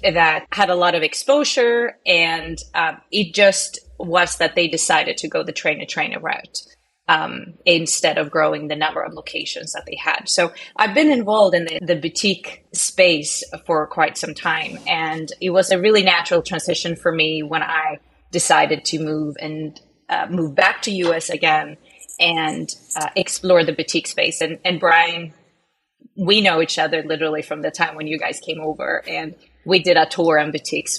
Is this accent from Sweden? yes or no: yes; Stockholm, Stockholm County, Sweden; moved away as an adult; now in United States; I grew up in Stockholm, right? And I ended up moving to US uh, to get a degree in exercise science and ended up staying.